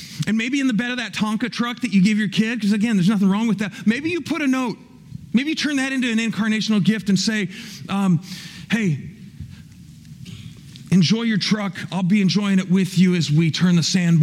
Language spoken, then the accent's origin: English; Kansas City, Missouri, United States; I was born in Kansas City